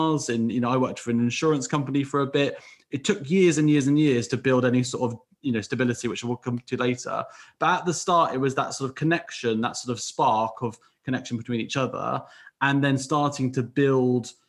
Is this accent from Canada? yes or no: no; West Country, South West England, United Kingdom; moved away as an adult; I came up from the West Country.